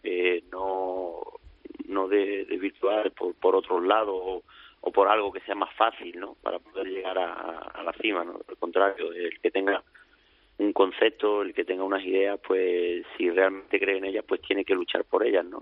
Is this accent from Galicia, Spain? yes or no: no; La Puebla del Río, Andalusia, Spain; con tres meses de edad pues nos vinimos a su casa de, de la Puebla a vivir y durante 12 años